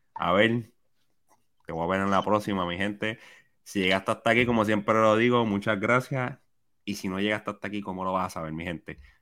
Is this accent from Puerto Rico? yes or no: yes; Puerto Rico; yo como puertorriqueño